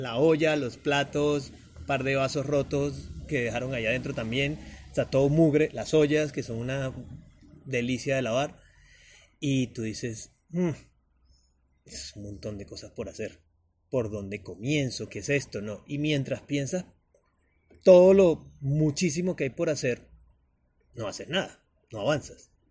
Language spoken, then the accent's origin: Spanish; Venezuela; moved away as an adult; also born or lived in Bogotá, Colombia; now in Medellín, Colombia; soy venezolano, con ya casi 12 años viviendo continuos acá en Colombia